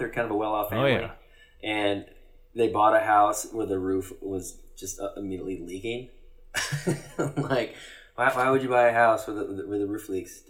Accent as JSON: {"language": "English", "region": "Arizona", "country": "United States", "tie": "born or raised there", "said": "When we grew up in Arizona"}